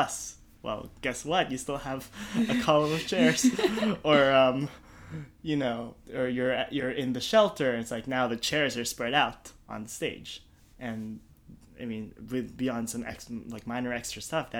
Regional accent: Calgary, Alberta, Canada; moved away as an adult; also born or lived in Philippines / Toronto; now in United States; I moved to Canada when I was 9 from the Philippines

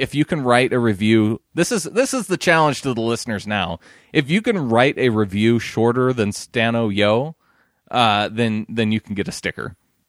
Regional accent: England, United Kingdom; It is, in fact, the town I grew up in England.

